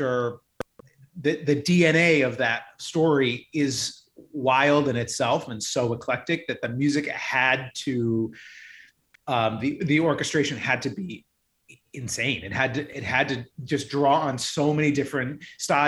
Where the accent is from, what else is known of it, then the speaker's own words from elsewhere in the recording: Ohio, United States; I'm from the Midwest. I grew up in Ohio